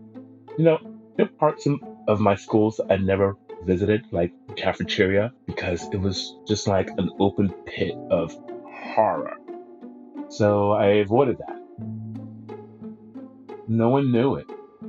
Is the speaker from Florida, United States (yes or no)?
no; Brooklyn, New York, United States; But I live in Brooklyn. I was born and raised in Brooklyn, and now I sound like a little bit of a twat Brit.